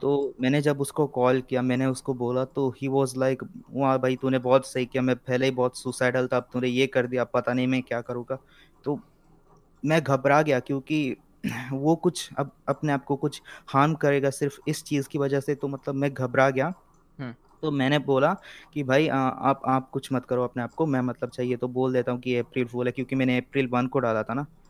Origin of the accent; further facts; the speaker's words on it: Mangalore, Karnataka, India; तो मैं साउथ से हूँ मैं हूँ मैंगलोर से बैंगलोर लग रहा होगा बैंगलोर लग रहा होगा नॉट बैंगलोर इट्स मैंगलोर